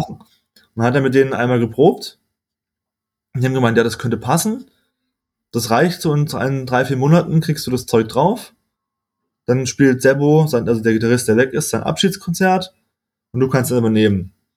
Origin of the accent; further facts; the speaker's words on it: Freiburg, Baden-Württemberg, Germany; moved away as an adult; aufgewachsen, ich komme aus Freiburg, geboren und war bis zum Ende von meinem Master eigentlich, also bis ich, oh, lass mich liegen, 25, 25 war ich in Freiburg